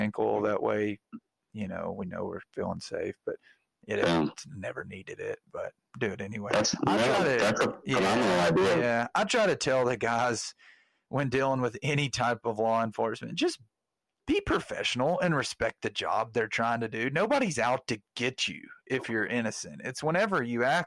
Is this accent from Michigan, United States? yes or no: no; Arkansas, United States; growing up in Arkansas